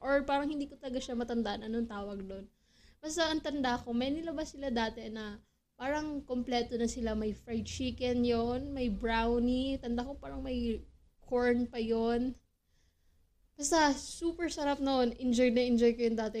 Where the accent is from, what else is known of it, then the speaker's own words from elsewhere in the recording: Philippines; being a Filipino